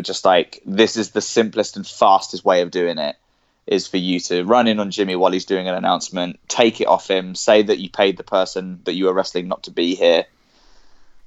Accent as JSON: {"language": "English", "town": "Cambridge", "region": "East of England", "country": "United Kingdom", "tie": "born or raised there", "said": "I was born I was born in Cambridge, and I grew up there"}